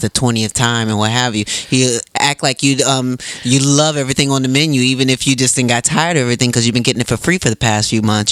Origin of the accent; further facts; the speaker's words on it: Racine, Wisconsin, United States; Piggly Wiggly was so close to um, where I grew up in Racine